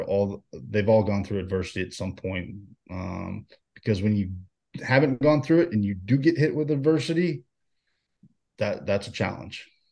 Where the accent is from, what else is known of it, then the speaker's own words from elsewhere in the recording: Houston, Texas, United States; moved away as an adult; being a Houston kid